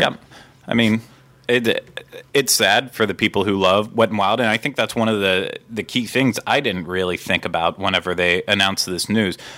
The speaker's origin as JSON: {"language": "English", "region": "Pennsylvania", "country": "United States", "tie": "born or raised there", "moved": "yes", "said": "so I grew up in Pennsylvania"}